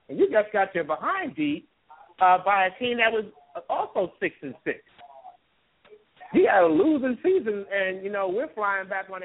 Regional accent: New York City, New York, United States; And I'm not even from the South Florida area. I'm from Brooklyn, New York.

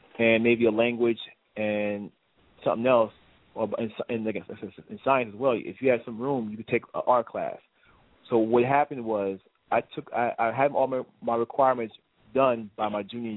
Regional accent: New Jersey, United States; moved away as an adult; now in Brooklyn, United States; I grew up in New Jersey

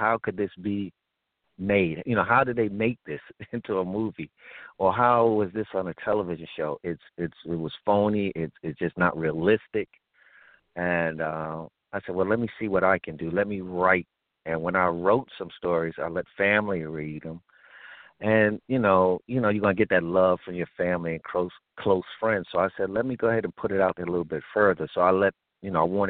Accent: New York City, New York, United States; growing up in Brownsville

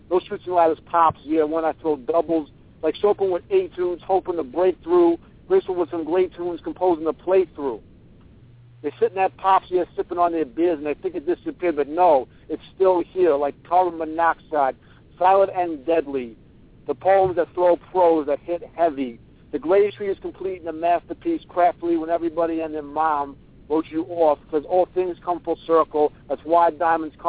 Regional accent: New York, United States; accent: New York; you walk around here, and everybody talks the way

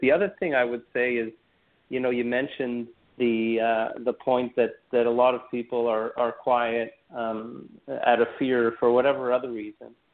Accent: Montreal, Quebec, Canada; I'm Canadian uh, by background. I was born and raised in Montreal

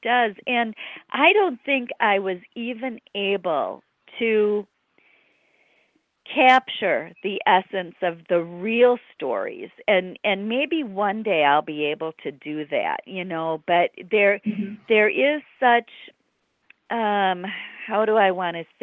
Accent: near Lake Michigan, Great Lakes, United States; I grew up near Lake Michigan

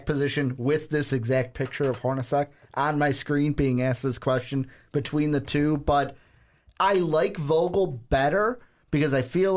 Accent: Chicago, Illinois, United States; I'm from Chicago.

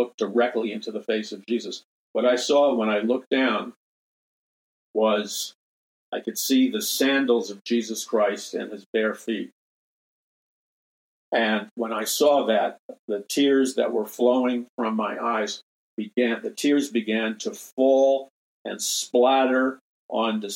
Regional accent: United States; growing up in American society

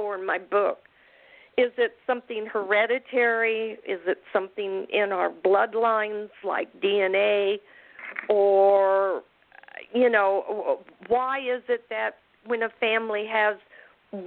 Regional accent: Independence, Missouri, United States; also born or lived in Kansas City; I was born in Independence, Missouri

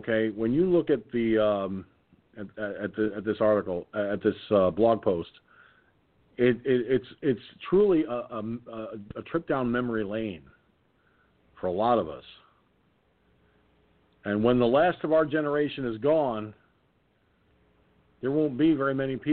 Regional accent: Peekskill, New York, United States; Peekskill, New York, my hometown

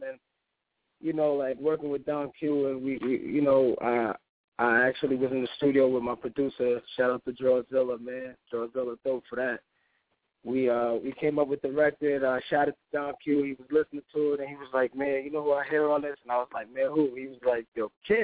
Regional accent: New York, United States; growing up as a New Yorker, listening to Hot 97

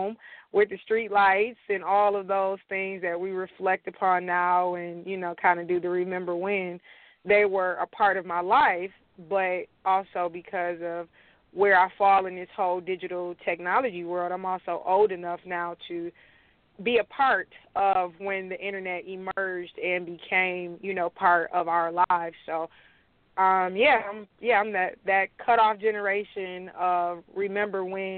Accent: Detroit, Michigan, United States; I am from Dexter in the Joy Road area

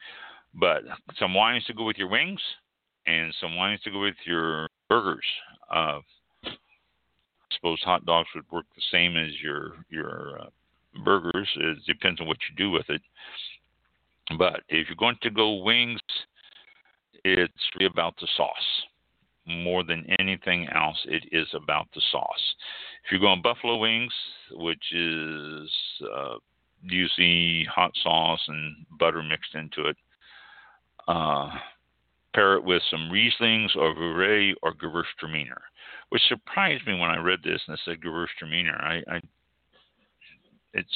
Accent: Kansas City, Missouri, United States; I am from Kansas City, and that's what I grew up on

